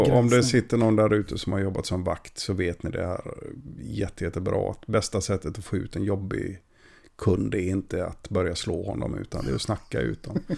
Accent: Gothenburg, Västra Götaland, Sweden; du får inte kalla mig för feskekörka bara för att jag kommer från Göteborg.

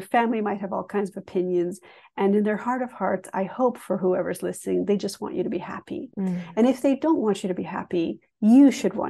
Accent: England, United Kingdom; also born or lived in Canada; So my story is interesting because I grew up half in England, half in Canada.

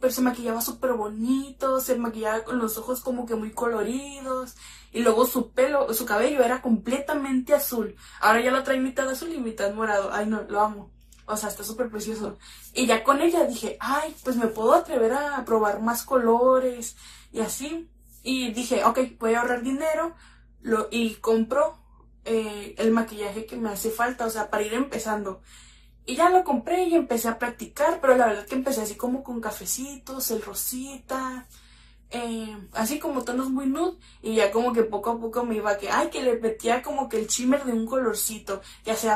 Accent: Mexicali, Baja California, Mexico; soy de la ciudad de Mexicali, tengo 24 años

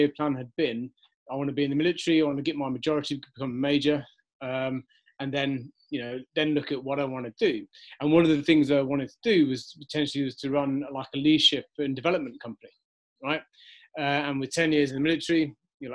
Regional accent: Wiltshire, South West England, United Kingdom; moved away; I was from Wiltshire. I think there's about 80 people live in the hamlet

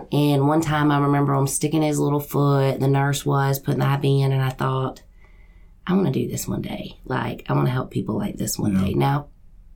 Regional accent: West Columbia, South Carolina, United States; also born or lived in Florida; now in Kershaw County, United States; when I was probably in the fifth grade, mm-hmm. we moved to Columbia. So I grew up in the West Columbia area

